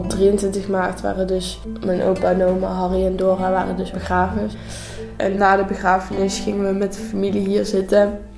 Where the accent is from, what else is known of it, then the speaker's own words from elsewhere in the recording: North Brabant, Netherlands; ik ben 16 eh, jaar en ik kom uit Brabant en ik zit nu in 5 VWO eh, in Vechel.